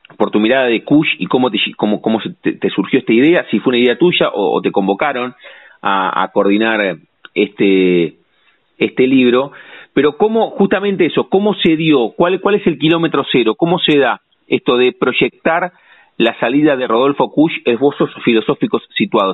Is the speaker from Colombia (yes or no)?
no; La Plata, Buenos Aires Province, Argentina; sentimos eso los platenses, tenemos eso